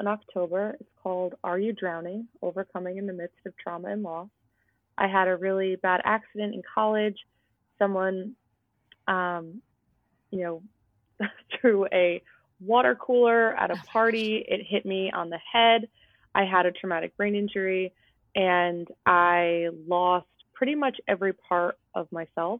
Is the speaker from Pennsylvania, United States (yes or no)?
no; New Jersey, United States; also born or lived in outside Boston; now in Massachusetts, United States; I grew up in New Jersey